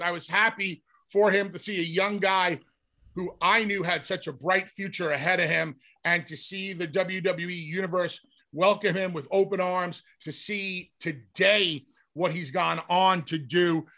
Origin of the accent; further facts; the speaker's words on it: New York, United States; also born or lived in Philadelphia; New York being my hometown